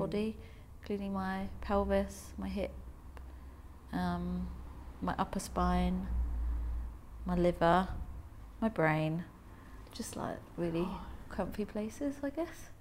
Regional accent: Germany; also born or lived in London; now in Cornwall, United Kingdom; I grew up in Germany, um, but I, by the sea in Germany.

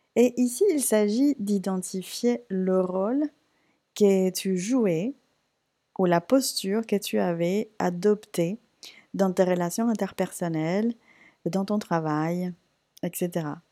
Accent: Puerto Rico; now in France; J'ai repris la salsa parce que c'est quelque chose que je faisais naturellement chez moi à Porto Rico

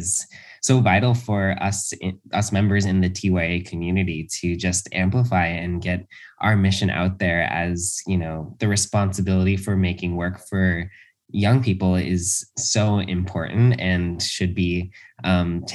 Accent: Los Angeles, California, United States; when I was a kid, I grew up in Los Angeles

